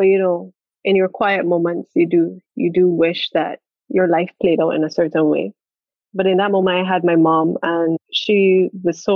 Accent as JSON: {"language": "English", "country": "Barbados", "said": "I was from Barbados"}